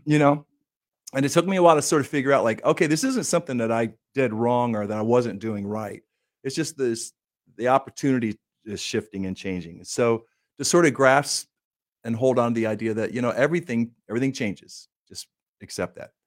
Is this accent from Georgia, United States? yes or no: no; Minden, Michigan, United States; moved away; my hometown area in Minden, Michigan, and, and Southwest Corner, Michigan, Kalamazoo area